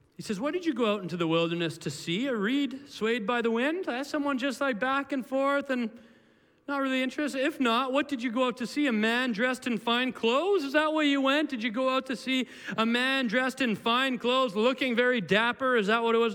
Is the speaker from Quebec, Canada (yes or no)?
no; Williams Lake, British Columbia, Canada; when I was a kid, I grew up in Williams Lake